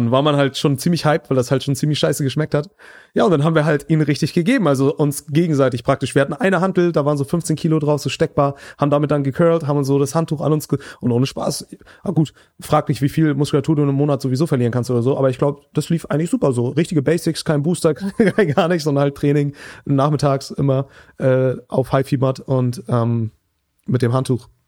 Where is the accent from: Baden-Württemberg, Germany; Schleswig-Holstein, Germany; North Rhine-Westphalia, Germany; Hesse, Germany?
Schleswig-Holstein, Germany; Flensburg; also born or lived in Hamburg; da war ich vier Wochen im Sommer in meiner Heimatstadt in Flensburg. Ich habe in Hamburg studiert ähm, oder habe da auch Schule gemacht und auch studiert dann